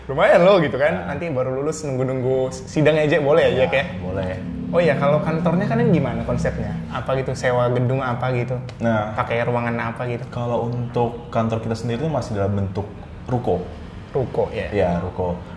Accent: Pematangsiantar, North Sumatra, Indonesia; Nah satu lagi kita kan orang Batak. Iya iya.

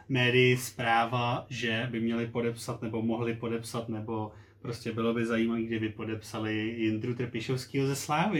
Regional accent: Plzeň, Plzeň Region, Czechia; jsme oba z Plzně

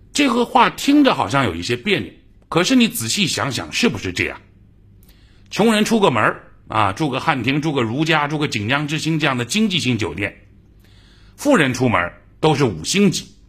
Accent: Jiangsu, China; accent: Jiangsu dialect; 在我老家的江苏方言

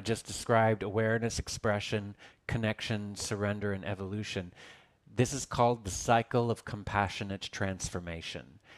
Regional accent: Texas, United States; now in Los Angeles, United States; as I was this chubby, fat little kid growing up in Texas

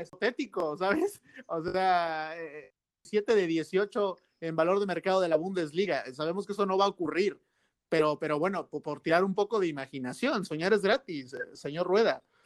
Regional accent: Mexico; now in Spain; ser mexicano

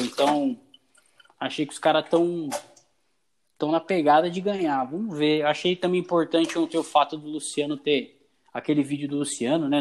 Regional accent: Brazil; eu sou brasileiro

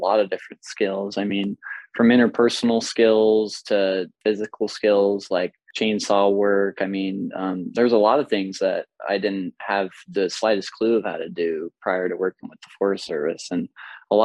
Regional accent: Placerville, California, United States; I grew up in Pollock Pines, Placerville, Georgetown area.

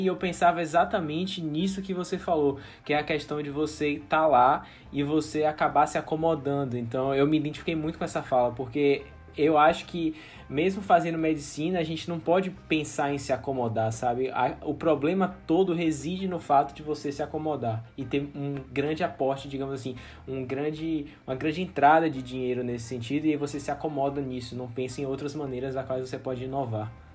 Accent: Northeast, Northeast Brazil, Brazil; eu sou do Nordeste

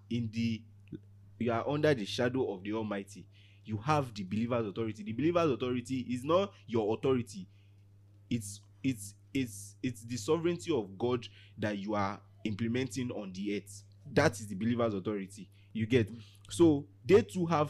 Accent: Iwo, Osun, Nigeria; I grew up in Iwo.

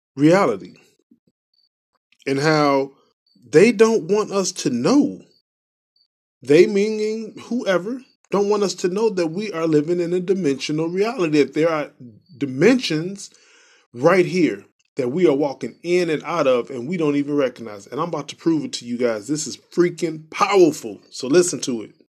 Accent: Chicago, Illinois, United States; I'm from Chicago

